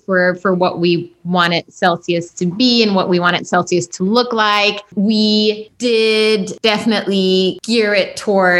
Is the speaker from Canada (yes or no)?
no; Germany; moved away; growing up in Germany during that time